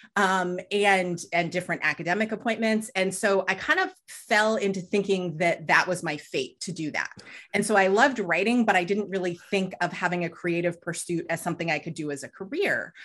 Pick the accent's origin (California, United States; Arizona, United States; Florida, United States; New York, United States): California, United States; Southern; they both had teaching jobs where I grew up in Southern California